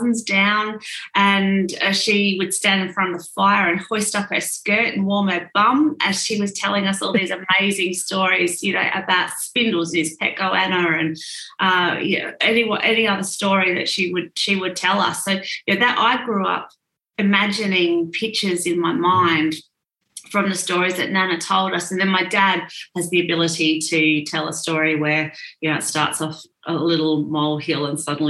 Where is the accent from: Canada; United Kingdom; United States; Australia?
Australia; Orroroo, South Australia; moved away; I grew up in Oraru.